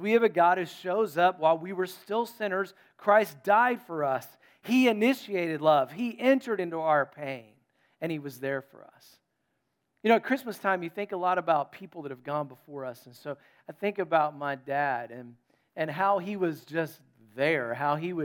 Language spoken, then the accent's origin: English; North Carolina, United States; And I was from North Carolina.